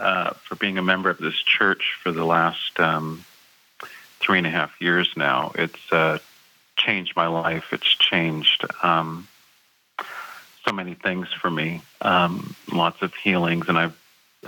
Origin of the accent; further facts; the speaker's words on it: California, United States; And I even went to Plainfield to see everyone because I was like from California.